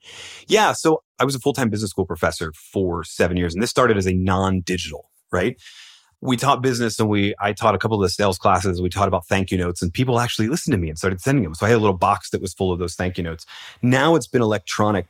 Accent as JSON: {"language": "English", "town": "Philadelphia", "region": "Pennsylvania", "country": "United States", "said": "I'm from Philadelphia and we're the city of underdogs"}